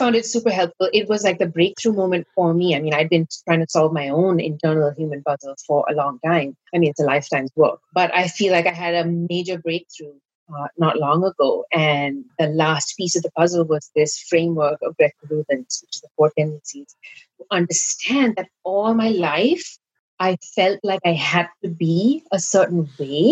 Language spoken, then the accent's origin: English; India; Growing up in India